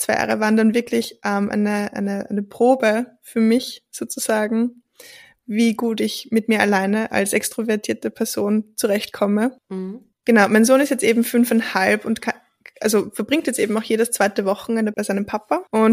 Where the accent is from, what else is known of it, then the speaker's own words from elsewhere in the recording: Austria; ich bin wirklich in einem Dorf aufgewachsen